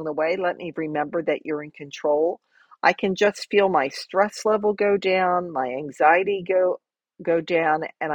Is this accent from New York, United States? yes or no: no; New Jersey, United States; moved away as an adult; now in Florida, United States; I made this major move from my home state of New Jersey into Florida